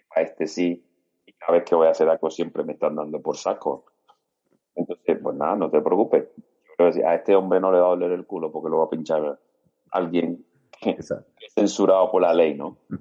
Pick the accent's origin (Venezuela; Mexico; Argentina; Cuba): Cuba; moved away as an adult; now in Spain; yo soy médico cubano, formado en Cuba